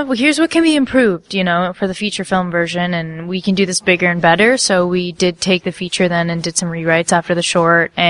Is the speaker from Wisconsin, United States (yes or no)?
no; Chicago, Illinois, United States; moved away as an adult; also born or lived in Los Angeles; I'm from Chicago